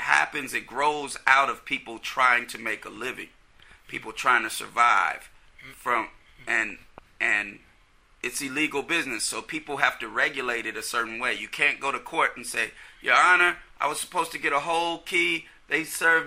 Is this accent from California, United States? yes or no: yes; Oakland, California, United States; I grew up in East Oakland.